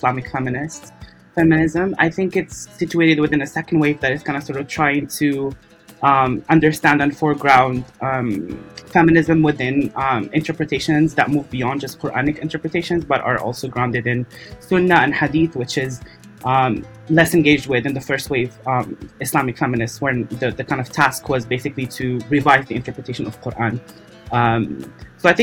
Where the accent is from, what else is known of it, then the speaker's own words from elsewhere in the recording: Morocco; moved away as an adult; now in Qatar; I'm from Morocco